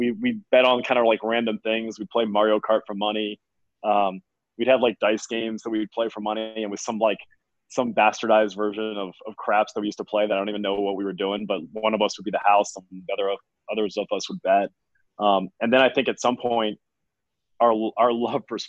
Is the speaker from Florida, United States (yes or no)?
yes; Fort Lauderdale, Florida, United States; I grew up in Fort Lauderdale, Florida